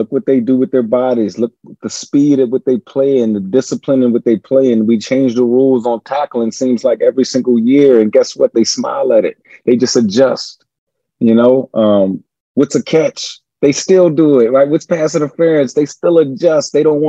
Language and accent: English; Richmond, Virginia, United States; I'm from Richmond, Virginia, the old capital of the Confederacy.